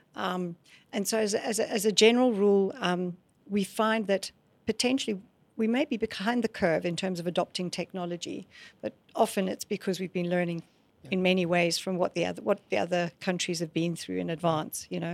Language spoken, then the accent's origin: English; Scotland, United Kingdom; moved away as an adult; also born or lived in South Africa; I grew up in Scotland